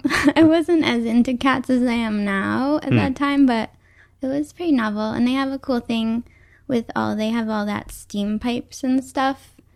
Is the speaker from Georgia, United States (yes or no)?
no; Schodack, New York, United States; moved away as an adult; also born or lived in New Mexico; now in New York City, United States; I grew up in upstate New York in a town called Skodak.